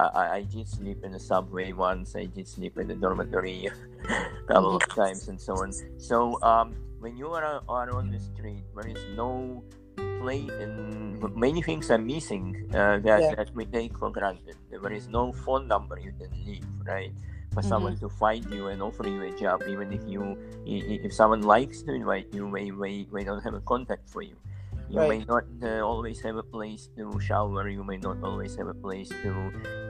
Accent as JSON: {"language": "English", "town": "Vilnius", "region": "Vilnius County", "country": "Lithuania", "moved": "as an adult", "lives_now": "United States", "said": "I'm from Vilnius, Lithuania"}